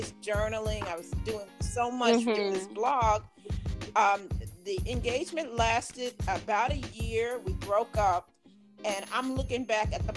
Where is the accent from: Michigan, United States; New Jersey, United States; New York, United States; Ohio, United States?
New York, United States; also born or lived in Maryland / North Carolina; now in Charlotte, United States; I'm from New York, but I lived in Maryland for a few years